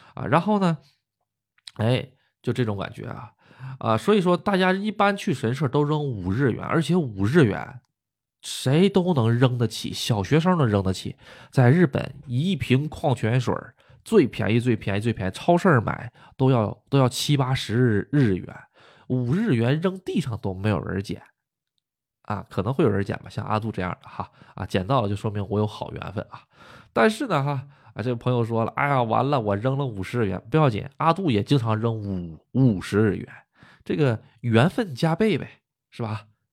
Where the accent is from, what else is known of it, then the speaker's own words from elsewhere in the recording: Northeast China, China; moved away as an adult; now in Japan; 我们东北那边儿习俗